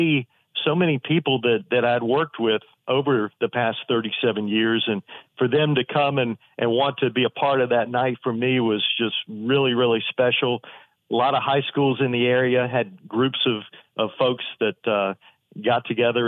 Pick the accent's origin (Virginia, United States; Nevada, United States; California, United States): Virginia, United States; Danville; moved away as an adult; now in Lynchburg, United States; I'm from Danville originally, and working in Lynchburg an hour away was perfect for me